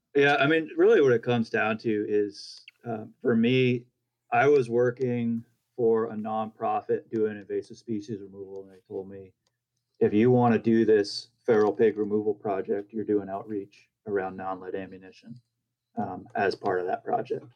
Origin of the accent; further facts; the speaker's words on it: New Hampshire, United States; moved away; also born or lived in California; I'm originally from New Hampshire